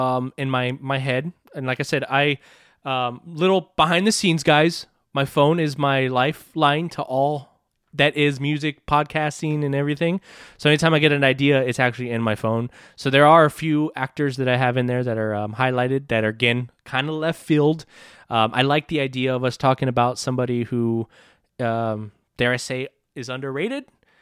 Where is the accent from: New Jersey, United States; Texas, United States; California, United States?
Texas, United States; I'm from Texas